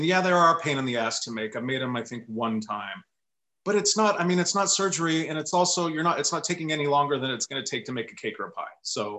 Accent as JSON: {"language": "English", "area": "Orange County", "region": "California", "country": "United States", "tie": "born or raised there", "also_born_or_lived": "New York City", "moved": "as an adult", "said": "where I grew up in Orange County in the 70s and 80s"}